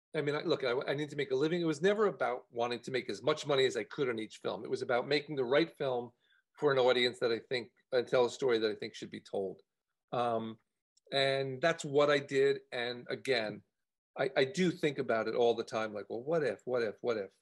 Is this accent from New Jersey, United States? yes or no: yes; New Jersey, United States; moved away as an adult; also born or lived in Los Angeles, United States; I grew up in, uh, in, in, New Jersey um, near Rutgers University in a very liberal town